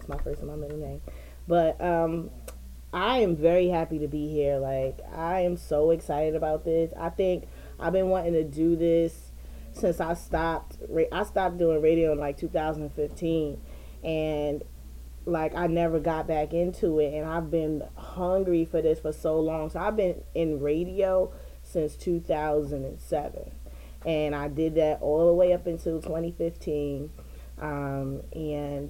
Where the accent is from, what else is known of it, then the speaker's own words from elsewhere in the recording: Jersey City, New Jersey, United States; I'm from Jersey City. I grew up on the hill in Jersey City